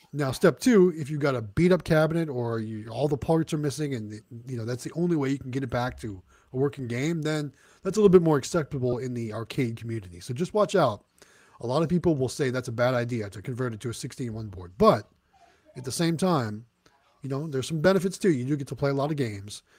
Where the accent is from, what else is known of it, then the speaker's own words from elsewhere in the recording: Midwest, United States; now in Southern United States; I grew up in the Midwest, and now I'm a southern a southern guy.